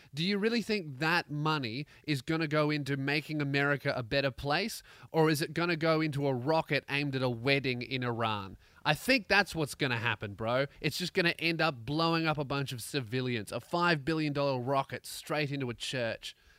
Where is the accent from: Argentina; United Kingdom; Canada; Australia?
Australia; Melbourne, Victoria; born or raised there